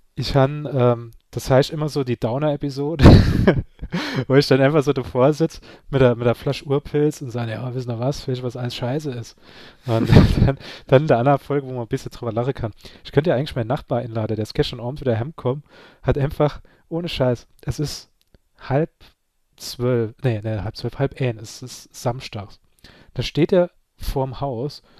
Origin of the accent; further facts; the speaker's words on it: Saarland, Germany; ich bin ein Saarländer